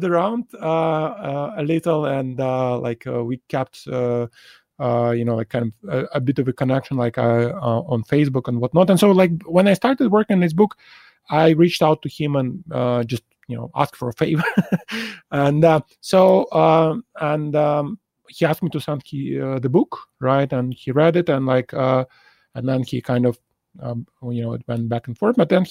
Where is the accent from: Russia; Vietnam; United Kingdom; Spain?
Russia; Saint Petersburg; moved away as an adult; now in Singapore; I grew up in Leningrad, St. Petersburg, and it was a pretty good place to grow up as a chess player